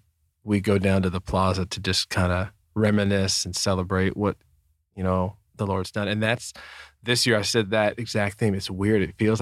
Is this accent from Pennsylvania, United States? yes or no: no; San Jose, California, United States; Oh my gosh, a Padres fan! I was from San Jose, San Francisco. Okay, I'm a Giants fan, man.